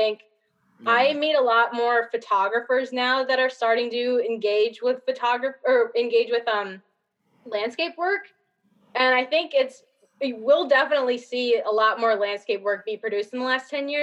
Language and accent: English; Saginaw, Michigan, United States; moved away as an adult; also born or lived in Chicago; I'm from Saginaw and I went to school in Chicago